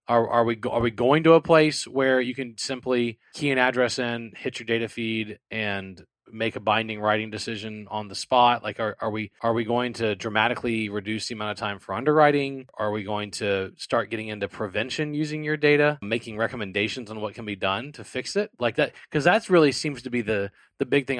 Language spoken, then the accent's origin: English; New Orleans, Louisiana, United States; now in Houston, United States; I'm from the New Orleans area. I live in the Houston area.